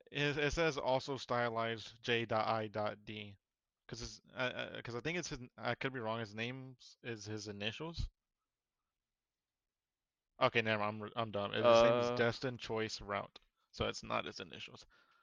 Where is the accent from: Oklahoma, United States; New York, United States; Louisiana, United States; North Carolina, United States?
North Carolina, United States; we're from North Carolina.